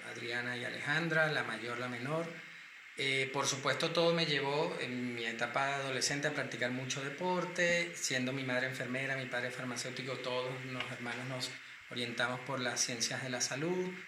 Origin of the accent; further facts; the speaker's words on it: Caracas, Capital District, Venezuela; moved away as an adult; now in Madrid, Spain; nací en Caracas, Venezuela. Hace un montón de años, ya en 1971, ya soy un adulto contemporáneo cercano a los 50.